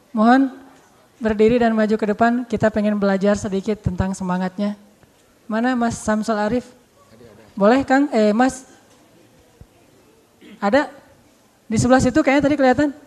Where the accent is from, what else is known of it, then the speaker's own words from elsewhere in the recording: Bojonegoro, East Java, Indonesia; Dan alhamdulillah ternyata juga satu kampung sama saya, orang Bojonegoro, Jawa Timur.